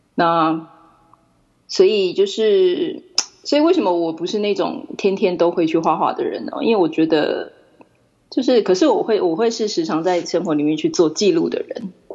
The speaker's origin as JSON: {"language": "Chinese", "region": "Taipei", "country": "Taiwan", "tie": "born or raised there", "also_born_or_lived": "Japan", "moved": "as an adult", "lives_now": "New Zealand", "said": "我是台北出生的台湾人。那只不过现在是居住在纽西兰"}